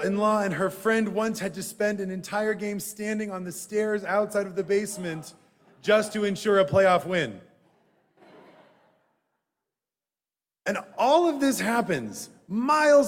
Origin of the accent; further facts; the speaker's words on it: Madison, Wisconsin, United States; Growing up in Madison, Wisconsin, we had to walk past the university football stadium to get to synagogue.